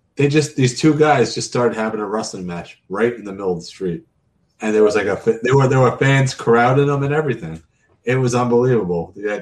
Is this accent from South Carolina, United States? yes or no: no; New York, United States; I'm from New York